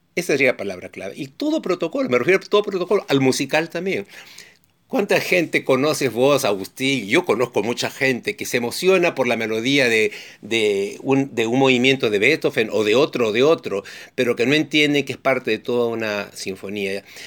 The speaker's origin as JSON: {"language": "Spanish", "country": "Peru", "said": "mi país, en el Perú"}